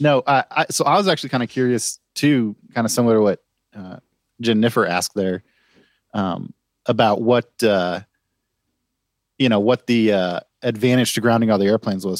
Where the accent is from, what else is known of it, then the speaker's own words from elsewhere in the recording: United States; as an American